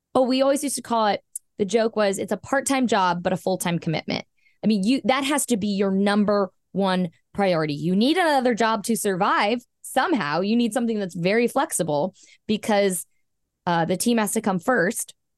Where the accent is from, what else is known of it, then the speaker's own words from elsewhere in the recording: Southern California, United States; I was born in Southern California, born and raised